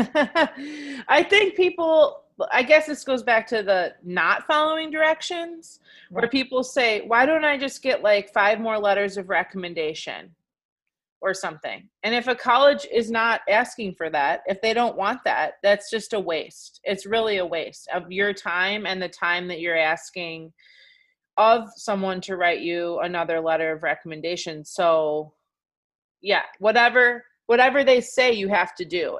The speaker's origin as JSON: {"language": "English", "region": "Michigan", "country": "United States", "also_born_or_lived": "New York, United States / California, United States", "moved": "as an adult", "lives_now": "Milwaukee, United States", "said": "So I'm from Michigan originally."}